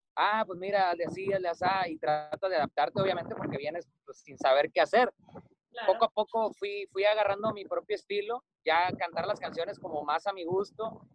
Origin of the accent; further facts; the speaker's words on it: Cadereyta Jiménez, Nuevo León, Mexico; moved away as an adult; now in Mazatlán, Mexico; Cadereyta Jiménez Nuevo León, que está como a 20 minutos de Monterrey. Y bueno, ahí crecí, prácticamente he vivido toda mi vida ahí hasta que me vine a Mazatlán